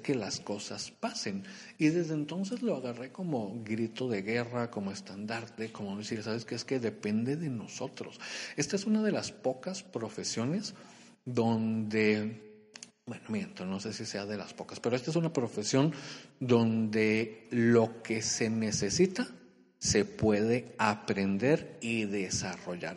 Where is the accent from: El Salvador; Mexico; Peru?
Mexico; Culiacán, Sinaloa; moved away as an adult; also born or lived in Monterrey, Nuevo León; Yo soy de Culiacán, Sinaloa